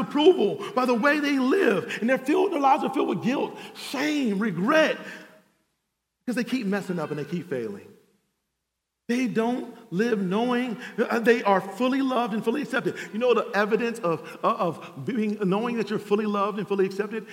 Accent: Cleveland, Ohio, United States; now in Atlanta, United States; I'm from Cleveland, Ohio

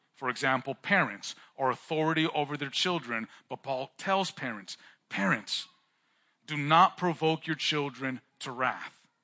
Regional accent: California, United States; I'm from California, like I mentioned, and California, Chicano culture, we have a pretty intense car culture

